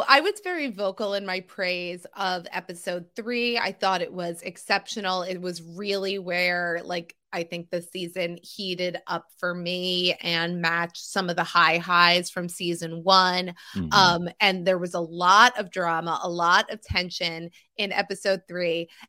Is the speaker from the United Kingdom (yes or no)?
no; New Jersey, United States; born there; So I was born in New Jersey.